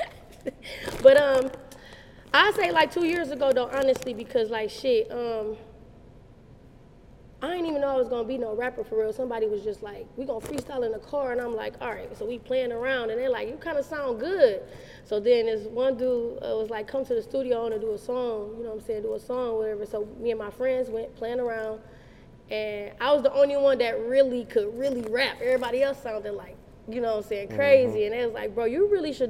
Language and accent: English; Detroit, Michigan, United States; I'm from the west side of Detroit. I'm from the west side. I'm definitely a west side female. I'm from the Dexter Linwood area